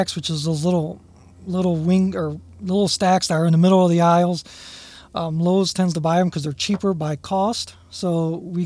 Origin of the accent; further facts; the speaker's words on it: Toledo, Ohio, United States; I grew up in North Toledo, born and raised there